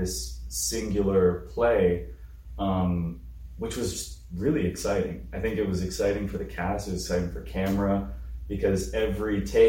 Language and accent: English; Canada; I mean, I was born in Canada